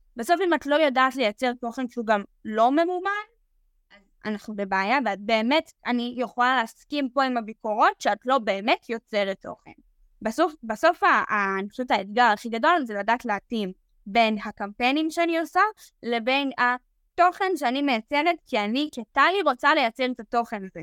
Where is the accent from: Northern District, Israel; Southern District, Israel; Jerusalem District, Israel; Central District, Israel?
Northern District, Israel; Nof HaGalil; moved away as an adult; now in Tel Aviv, Israel; אני באה מנצרת עילית